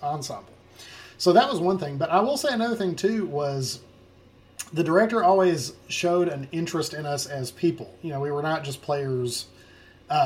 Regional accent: Jonesboro, Arkansas, United States; I'm from Jonesboro, Arkansas

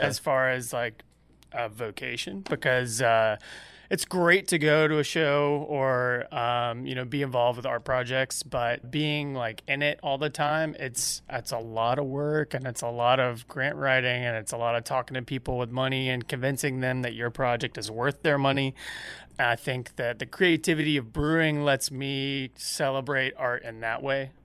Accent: Georgia, United States; I'm from Georgia

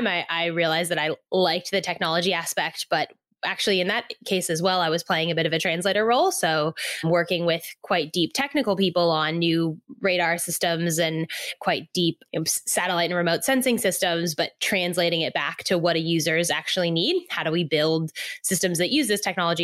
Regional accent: Silicon Valley, California, United States; moved away as an adult; now in Australia; I grew up in Silicon Valley in California, nothing to do with farming

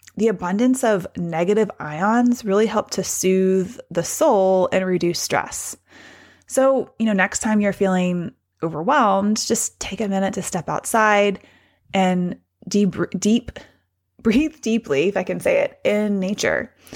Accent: Hendersonville, Tennessee, United States; I was a kid growing up in Hendersonville, Tennessee, just north of Nashville

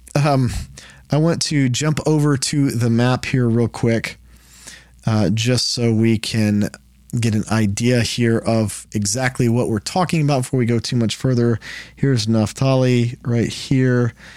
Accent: Texas, United States; I'm from Texas

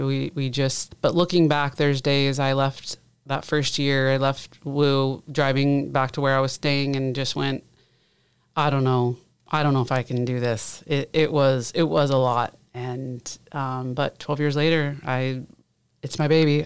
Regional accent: Southeast Alaska, United States; moved away as an adult; also born or lived in Colorado / Michigan / Ohio / Washington; now in Monmouth, United States; I grew up in Southeast Alaska

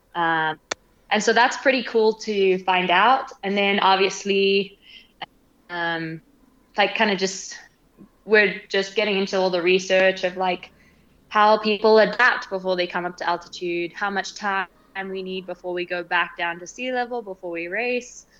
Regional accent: Zimbabwe; also born or lived in Britain (family origin); now in Colorado, United States; I am from Zimbabwe.

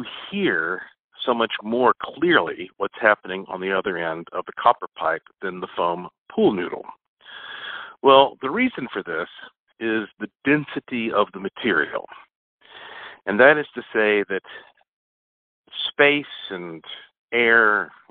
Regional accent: Asheville, North Carolina, United States; Right now, I am in my hometown, Asheville, North Carolina, heart of the Blue Ridge Mountains, which are the oldest mountains in North America. And, you know, it's kind of funny because growing up here

